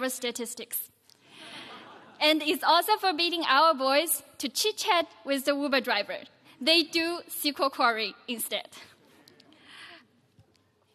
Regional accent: Yunnan, China; moved away; I'm from Yunnan province of China.

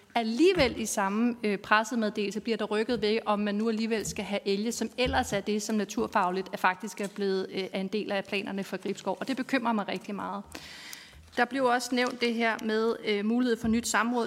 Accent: North Zealand, Capital Region of Denmark, Denmark; men jeg er fra Nordsjælland

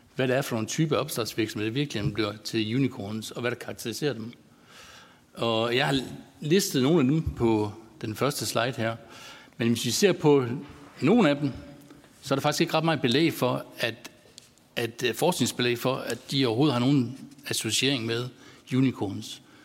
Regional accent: North Jutland, North Denmark Region, Denmark; accent: North Jutlandic; som I godt kan høre, så er jeg fra Nordjylland

